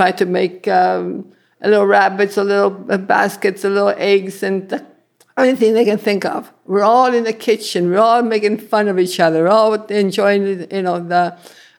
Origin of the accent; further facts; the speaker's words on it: Italy; also born or lived in Sudbury, Canada; now in Canada; I come from Abrigliano in Italy. And we came in 1953 with my mother, two sisters, and a brother.